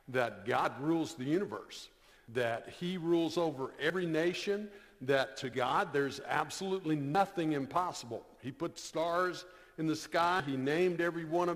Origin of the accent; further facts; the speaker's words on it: Florida, United States; I grew up in a non-Christian home. I'm from Florida